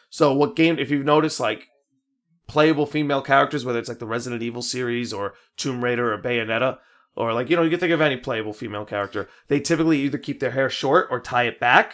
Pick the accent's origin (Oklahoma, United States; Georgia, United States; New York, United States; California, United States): New York, United States; Merrick; we grew up in Merrick